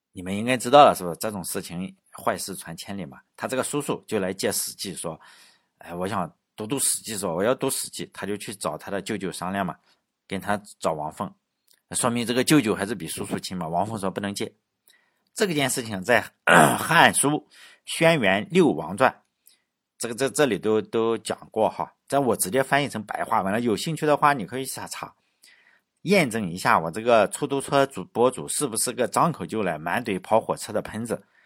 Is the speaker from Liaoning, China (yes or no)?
no; Laiwu, Shandong, China; 我老家有一种竹叫莱芜黑竹